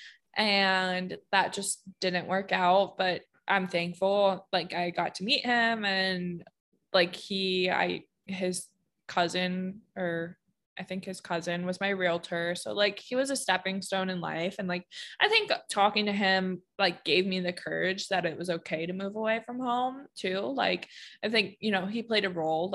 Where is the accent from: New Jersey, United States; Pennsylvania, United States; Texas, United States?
Pennsylvania, United States; moved away as an adult; I just have no connection to Pennsylvania and no draw to be there or live there